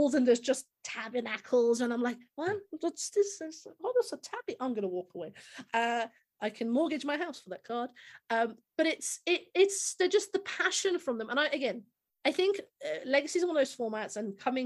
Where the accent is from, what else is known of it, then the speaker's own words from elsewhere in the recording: United Kingdom; as a Brit